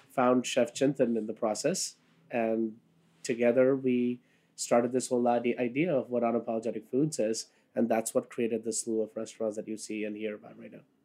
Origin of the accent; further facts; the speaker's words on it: Kolkata, West Bengal, India; now in New York City, United States; I was born in Calcutta. Uh, that's what it was called then. Now it's called Kolkata, um, and moved here in 1996